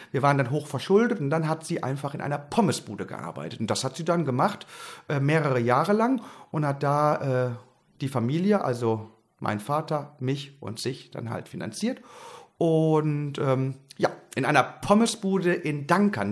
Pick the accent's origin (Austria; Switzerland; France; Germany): Germany; Haren, Lower Saxony; Ich bin groß geworden im Emsland in Haaren an der Ems, um genau zu sein, in einem kleinen Vorort von Haaren, Erika.